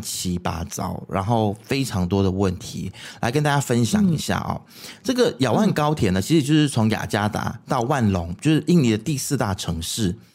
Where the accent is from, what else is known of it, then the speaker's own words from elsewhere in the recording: Malaysia; 为什么我们马来西亚人就是走出去，有时候不太敢承认自己是马来西亚人。